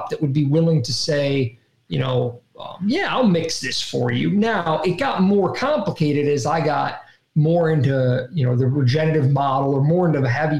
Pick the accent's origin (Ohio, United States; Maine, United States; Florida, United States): Ohio, United States; growing up in Ohio